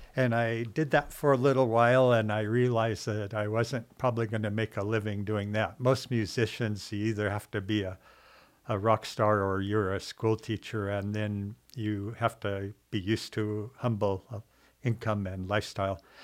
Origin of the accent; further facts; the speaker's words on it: Seattle, Washington, United States; moved away as an adult; also born or lived in Alaska; I grew up in Seattle